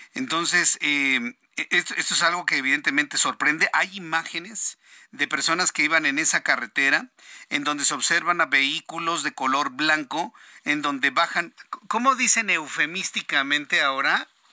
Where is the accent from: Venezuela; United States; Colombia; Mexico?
Mexico; como mexicanos